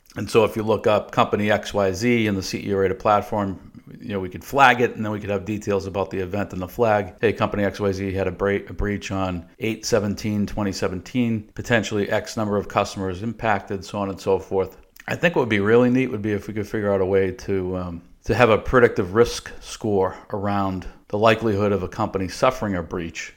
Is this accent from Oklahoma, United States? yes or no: no; Boston, Massachusetts, United States; moved away as an adult; also born or lived in Dallas, Texas; We're originally from the Boston area, sort of born and raised there